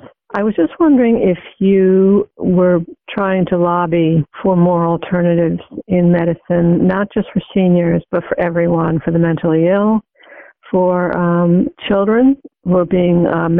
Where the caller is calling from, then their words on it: New York, United States; I'm calling from New York. I know it's particularly bad here